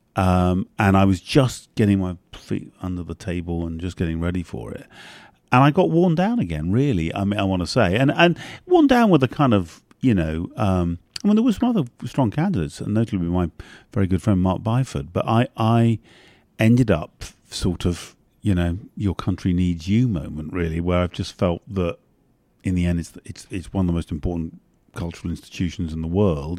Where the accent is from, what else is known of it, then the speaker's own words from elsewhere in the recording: London, United Kingdom; also born or lived in north of England / Ireland; I'm half Irish, but essentially the English elite, London elite